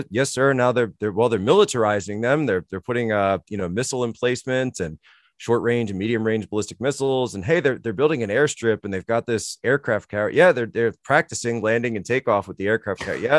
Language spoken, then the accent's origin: English; Northeast, United States; At least for me, growing up in the Northeast, you know, and looking at uh, the sort of deindustrialization that's going on.